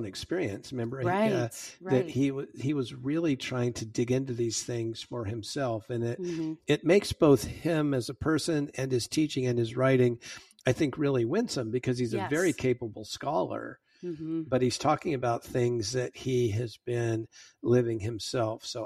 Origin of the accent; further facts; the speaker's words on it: Santa Ana, California, United States; I grew up in Santa Ana, California